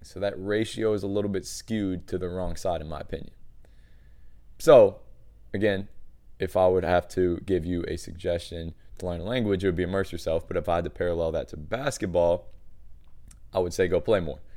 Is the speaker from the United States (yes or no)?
yes; United States; one American trainer